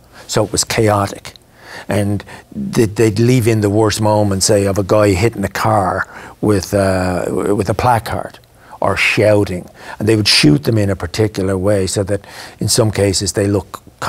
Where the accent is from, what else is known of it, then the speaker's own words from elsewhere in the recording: Ireland; moved away as an adult; also born or lived in London; I knew I was Irish